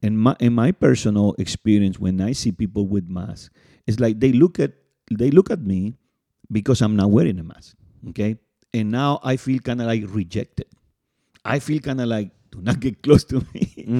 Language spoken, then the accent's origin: English; California, United States; And you know, we are in the Bay Area for the people that listen, maybe in New York and Miami, but we are from the Bay Area.